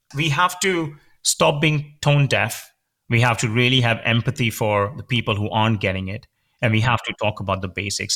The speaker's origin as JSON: {"language": "English", "country": "India", "tie": "born or raised there", "moved": "as an adult", "said": "I grew up in India. I did my major in computer science there"}